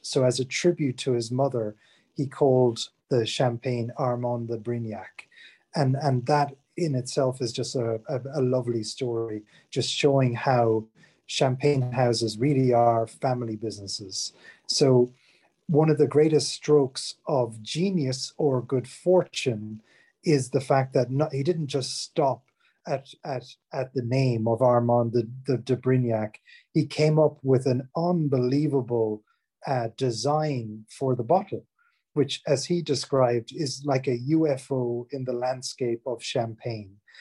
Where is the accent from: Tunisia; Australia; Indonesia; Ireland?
Ireland; moved away as an adult; now in England; I'm from Ireland originally, but have been living in, in England uh, for over 20 years, basically since I, I left college